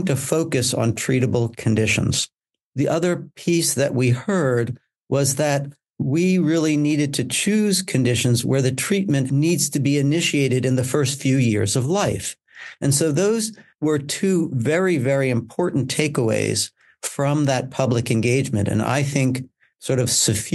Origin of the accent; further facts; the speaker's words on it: United States; now in United Kingdom; I come from the United States, as my accent will clearly demonstrate